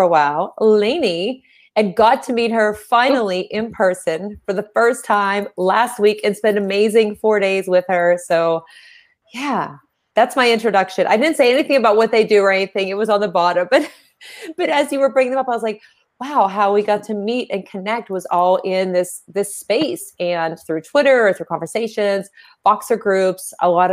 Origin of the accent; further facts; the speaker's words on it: Pittsburgh, Pennsylvania, United States; I am from Pittsburgh